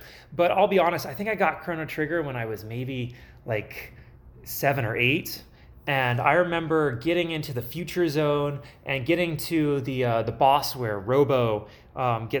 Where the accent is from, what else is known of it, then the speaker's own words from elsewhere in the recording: California, United States; moved away; I was from California.